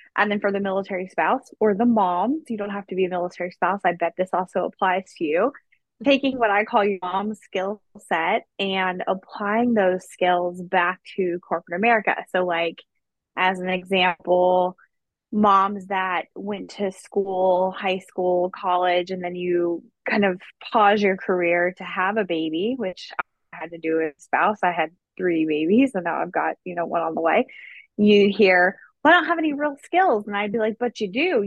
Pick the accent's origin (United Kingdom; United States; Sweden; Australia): United States; Dry Ridge, Kentucky; moved away as an adult; also born or lived in South Korea; now in Hawaii, United States; I'm originally from Dry Ridge, Kentucky, which is literally in the middle of nowhere. So side note, I didn't grow up with money. I grew up in a trailer park.